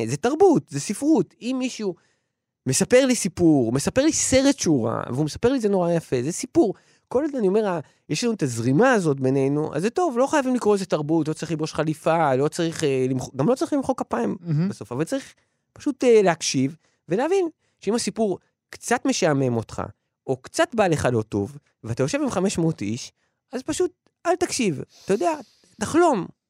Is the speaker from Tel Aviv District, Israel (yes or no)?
yes; Ramat Gan, Tel Aviv District, Israel; אני לא גדלתי במשפחה, אני גדלתי ב... ב... בקרב חבורת אה, פרטיזנים שהתחבא ביערות של רמת גן